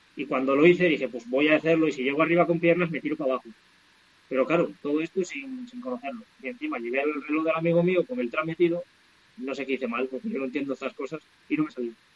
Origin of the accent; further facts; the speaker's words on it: Valseco, Castile and León, Spain; also born or lived in La Cueta, Babia, León; mi pueblo de toda la vida se llama Balseto, que es un pueblecín que está a 45 minutos de aquí, que pertenece un Bierzo Alto